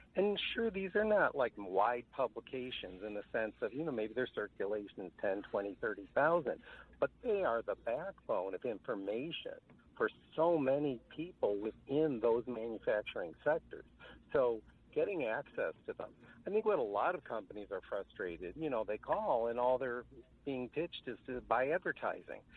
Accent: Washington, District of Columbia, United States; I too was born in Washington

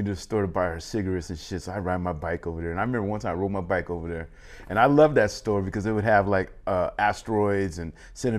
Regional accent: Pomona, California, United States; It's like the valley. It's like the San Gabriel Valley.

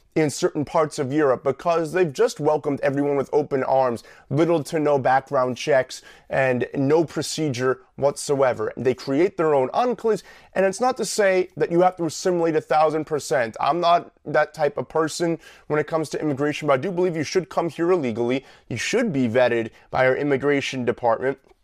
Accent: New York, United States; the state that I grew up in The state I live in, the state that I love

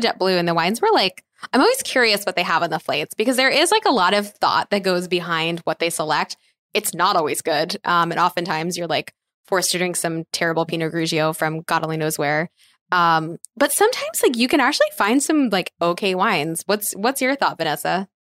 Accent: East Coast, United States; I grew up on the East Coast

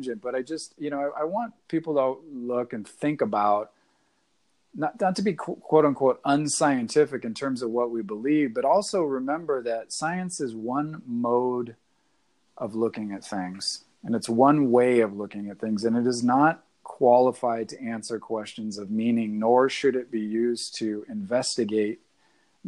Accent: the Northwest, Pacific Northwest, United States; I'm from the Northwest

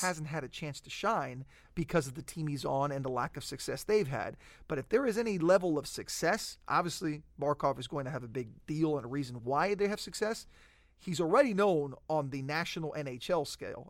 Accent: South Florida, United States; I grew up in South Florida

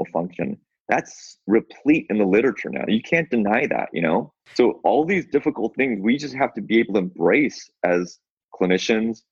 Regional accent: Seattle, Washington, United States; I'm from Seattle.

